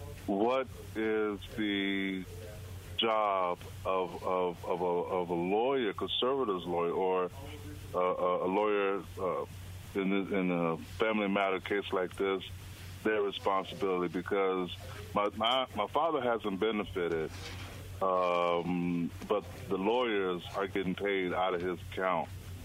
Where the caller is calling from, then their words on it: Lowndes County, Mississippi, United States; I'm calling from Lowndes County, Mississippi.